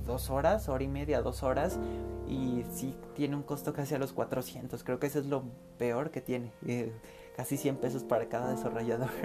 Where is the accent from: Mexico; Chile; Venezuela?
Mexico; siendo mexicano